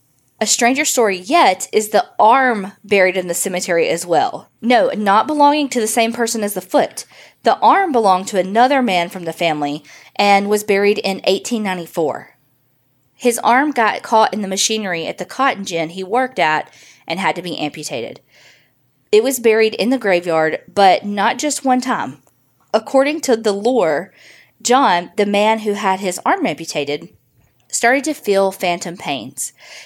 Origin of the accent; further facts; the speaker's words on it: Mesquite, Texas, United States; I was born and raised in Mesquite, Texas, which is located near Dallas.